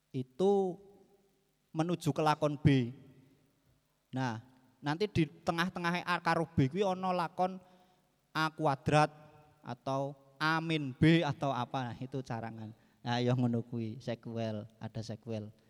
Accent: Banjarnegara, Central Java, Indonesia; moved away as an adult; also born or lived in Yogyakarta; saya kan asli Banjarnegara. Eh, Banjarnegara, Jawa Tengah. Waktu saya masih di Banjar

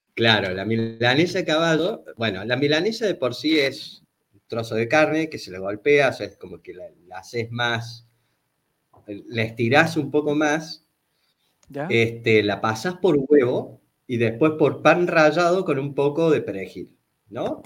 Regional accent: Córdoba, Argentina; born or raised there; also born or lived in Buenos Aires

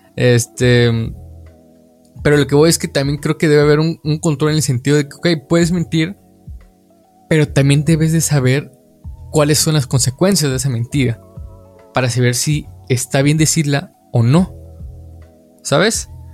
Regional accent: Mexico; como mexicanos eh, vemos

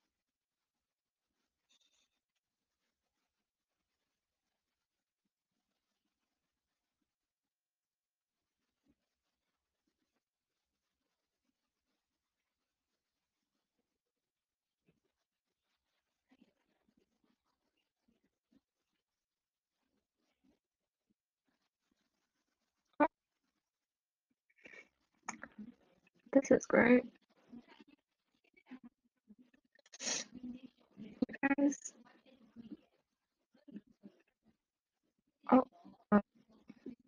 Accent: United States; me being Chinese American

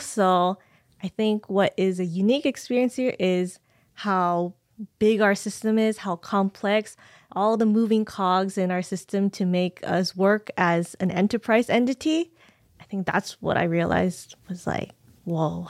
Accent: San Jose, California, United States; I was born and raised in San Jose

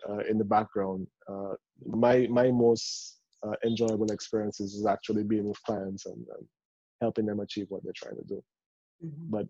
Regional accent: Dominica; I'm from Dominica.

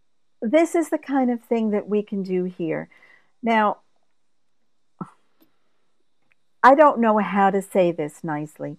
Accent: United States; I'm being American and being older

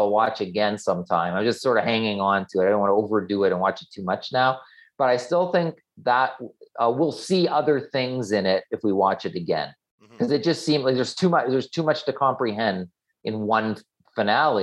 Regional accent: Canada; being Canadian

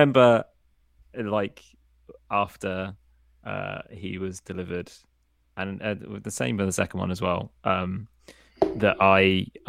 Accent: Hereford, West Midlands, United Kingdom; moved away; also born or lived in Portsmouth and Fareham area; I was born in Hereford.

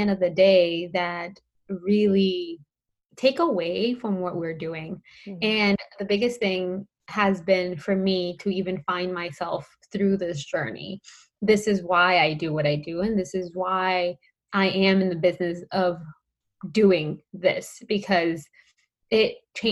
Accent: Colombia; I'm Colombian. So I am from Colombia and I grew up in a Latina household.

